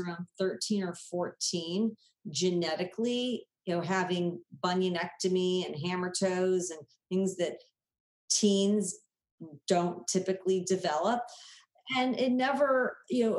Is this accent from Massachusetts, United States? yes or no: no; Southern California, United States; growing up in Southern California, I never swam in the ocean.